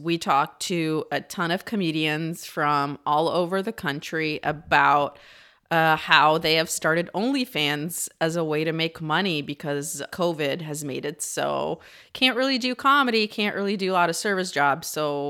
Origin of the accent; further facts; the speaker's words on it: Minnesota, United States; I'm from Minnesota.